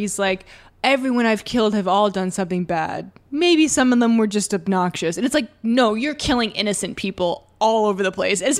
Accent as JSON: {"language": "English", "town": "Oshawa", "region": "Ontario", "country": "Canada", "tie": "born or raised there", "said": "my hometown, Oshawa, which is about an hour away from Toronto. It's a city."}